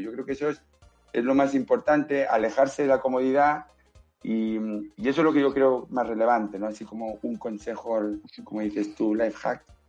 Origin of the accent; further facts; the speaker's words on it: Spain; also born or lived in Barcelona; yo soy español.